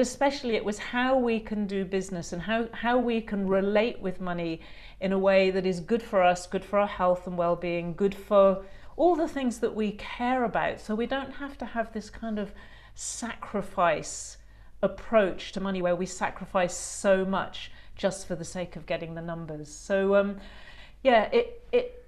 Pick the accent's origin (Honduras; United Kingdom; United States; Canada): United Kingdom; England; also born or lived in New Zealand; now in Australia; I grew up in a classic English middle class home